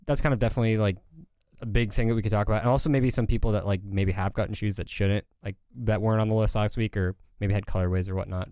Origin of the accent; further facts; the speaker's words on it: California, United States; I'm from California